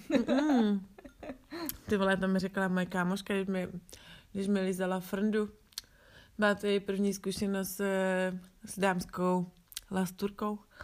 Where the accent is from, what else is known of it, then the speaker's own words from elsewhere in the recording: Czechia; tohle s tom my v Čechách nemáme